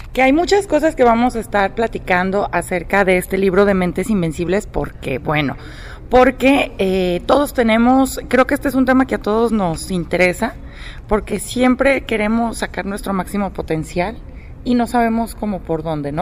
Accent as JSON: {"language": "Spanish", "country": "Mexico", "said": "nosotros como mexicanos"}